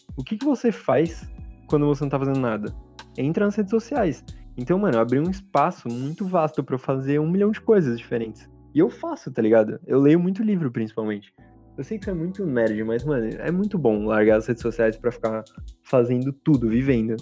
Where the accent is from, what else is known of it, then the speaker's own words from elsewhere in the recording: Brazil; eu sou brasileiro